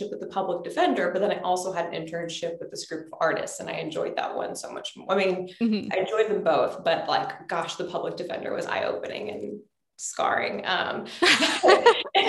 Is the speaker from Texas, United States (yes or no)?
yes; Texas, United States; also born or lived in Louisiana; I am from the South. I'm from Texas and also Louisiana.